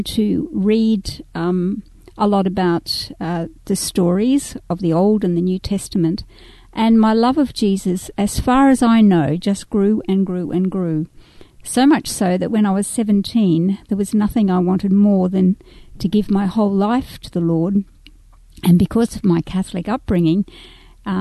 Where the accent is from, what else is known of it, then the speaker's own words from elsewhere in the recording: Yandina Creek, Queensland, Australia; also born or lived in Nambour / Eumundi; we grew up in Yandina Creek